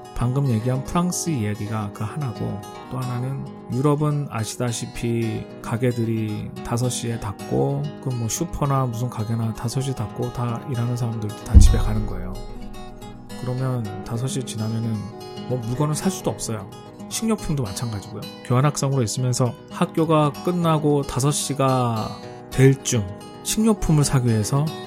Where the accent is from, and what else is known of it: South Korea; moved away as an adult; also born or lived in United States